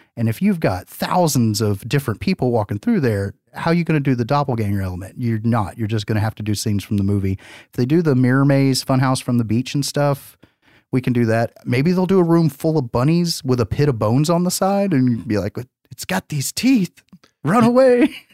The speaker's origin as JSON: {"language": "English", "region": "the South", "country": "United States", "said": "we're from the South"}